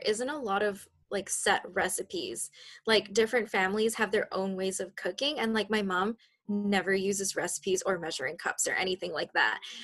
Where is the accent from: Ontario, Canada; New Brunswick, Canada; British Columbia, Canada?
British Columbia, Canada; Richmond; I was born and raised in Richmond, so I'm a local BC girl.